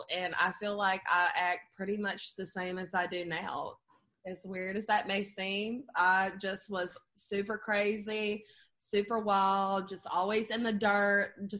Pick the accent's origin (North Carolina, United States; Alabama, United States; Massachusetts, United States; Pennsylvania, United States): Alabama, United States; Perdido; I'm originally from Alabama. I grew up in Perdido, Alabama. It's like population 200.